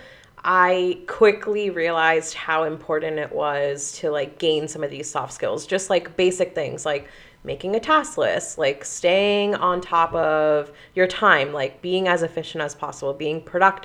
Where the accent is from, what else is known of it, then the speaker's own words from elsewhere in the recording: Pennsylvania, United States; I'm from Pennsylvania